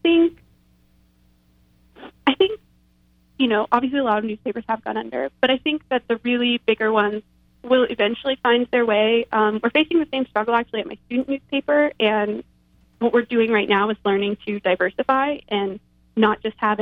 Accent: Texas, United States; I grew up in Texas

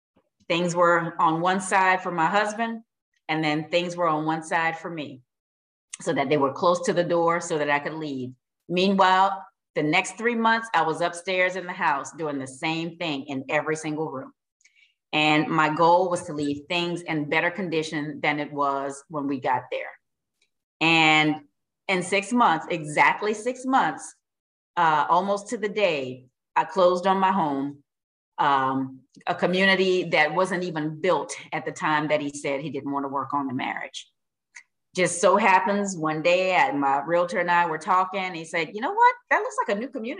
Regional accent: Louisiana, United States; I'm from Louisiana

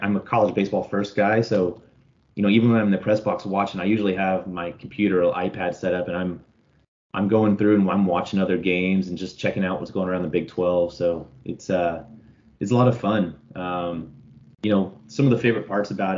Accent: Austin, Texas, United States; I grew up in Austin, raised out in Lake Travis area

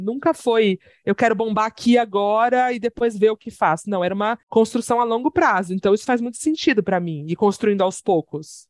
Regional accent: Santos, São Paulo, Brazil; now in São Paulo, Brazil; E sou de Santos, tenho um cachorro maravilhoso, duas gatas maravilhosas e moro em São Paulo

